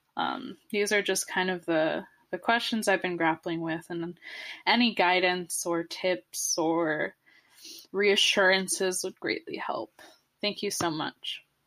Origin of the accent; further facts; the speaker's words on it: Southern California, United States; Southern California where I'm from